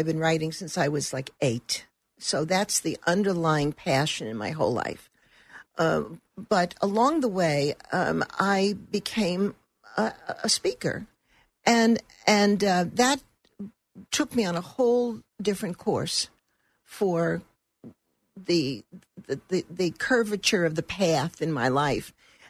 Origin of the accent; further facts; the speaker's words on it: Brooklyn, New York, United States; also born or lived in Turkey; I grew up in Brooklyn. When I married, my husband was an Air Force officer. So we left and traveled.